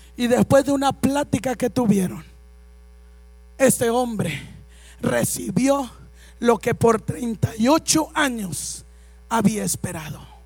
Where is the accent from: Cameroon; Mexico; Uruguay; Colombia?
Mexico